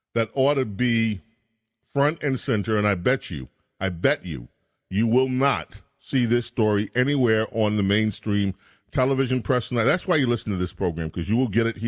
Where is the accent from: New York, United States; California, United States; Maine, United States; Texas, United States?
New York, United States; I'm from New York